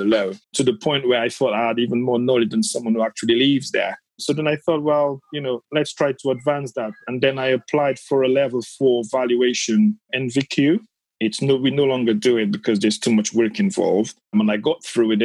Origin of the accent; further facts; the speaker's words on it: Dominica; now in United Kingdom; I'm from the Caribbean, from the Commonwealth of Dominica, from a very small village